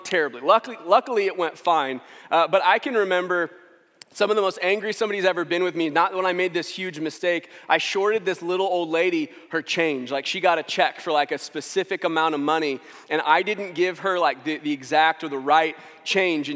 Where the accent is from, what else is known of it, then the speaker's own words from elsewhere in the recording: St. Louis, Missouri, United States; I'm from St. Louis, and I was 10 when the Rams won the Super Bowl in 1999